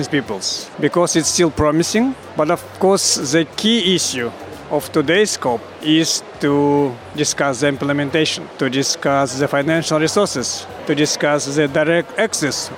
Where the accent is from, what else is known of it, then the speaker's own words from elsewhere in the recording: Eastern Siberia, Russia; I am indigenous activist from the Russian Eastern Siberia.